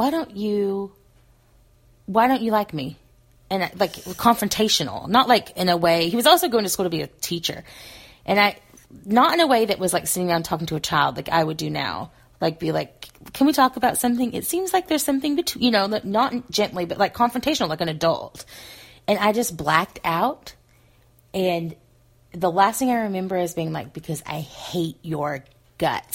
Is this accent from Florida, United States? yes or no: no; Arkansas, United States; accent: Southerner; moved away; also born or lived in Pacific Northwest; I moved from Arkansas to the Pacific Northwest